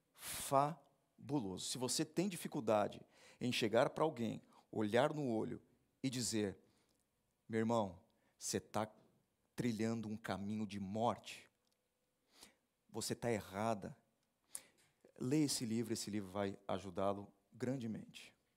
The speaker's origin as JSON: {"language": "Portuguese", "country": "Brazil", "said": "nós somos brasileiros"}